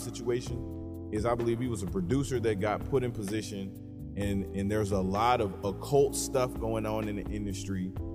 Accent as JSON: {"language": "English", "town": "Jackson", "region": "Michigan", "country": "United States", "said": "I'm from Jackson, Michigan"}